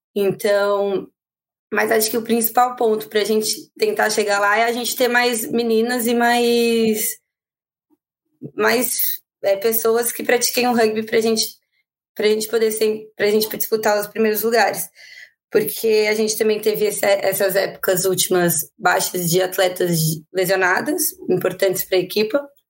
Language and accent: Portuguese; São Paulo, Brazil; moved away as an adult; now in Porto, Portugal; comecei em São Paulo, de onde eu vim, eu sou de São Paulo e morei minha vida toda lá